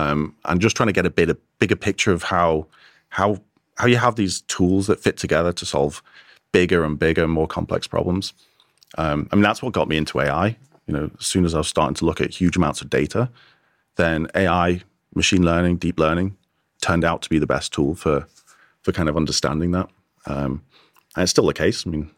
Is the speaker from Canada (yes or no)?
no; Wirral, North West England, United Kingdom; accent: plastic scouser; I grew up in on the Wirral, kind of plastic scouser.